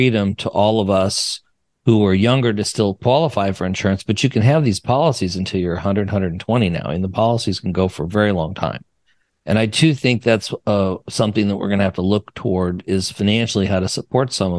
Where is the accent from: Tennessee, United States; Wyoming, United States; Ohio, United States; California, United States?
Wyoming, United States; moved away; I'm from Wyoming